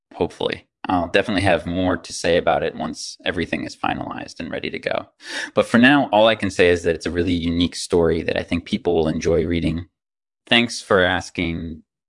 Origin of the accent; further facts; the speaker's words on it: New York City, New York, United States; I grew up in New York City